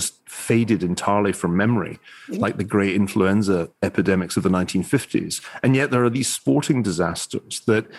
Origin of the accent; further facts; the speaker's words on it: Glasgow, Scotland, United Kingdom; now in California, United States; I grew up in Glasgow.